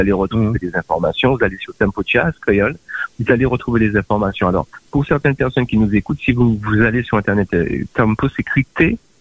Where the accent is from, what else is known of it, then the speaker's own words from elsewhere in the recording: Guadeloupe; moved away; also born or lived in France; quand je suis parti de la Guadeloupe